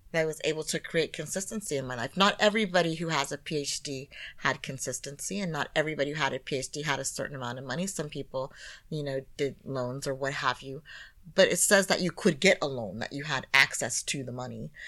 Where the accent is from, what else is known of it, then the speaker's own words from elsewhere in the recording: United States; being an American